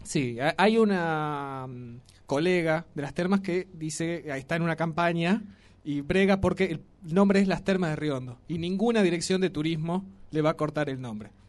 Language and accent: Spanish; Río Negro, Argentina; now in Tucumán, Argentina; yo vengo de una provincia donde no hay tradiciones, vio ustedes yo soy de Río Negro